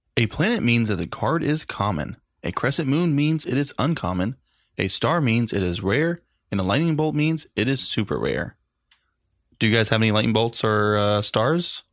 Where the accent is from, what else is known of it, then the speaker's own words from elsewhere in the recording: Daytona Beach, Florida, United States; Daytona Beach